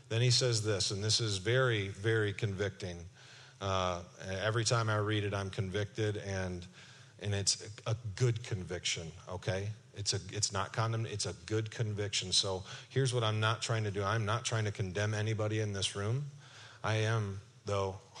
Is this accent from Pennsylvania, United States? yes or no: no; Kentwood, Michigan, United States; I'm from Kentwood, Michigan